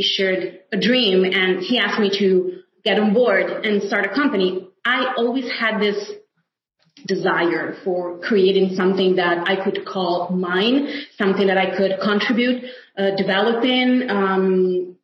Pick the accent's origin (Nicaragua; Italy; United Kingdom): Italy; home is Italy, which is my homeland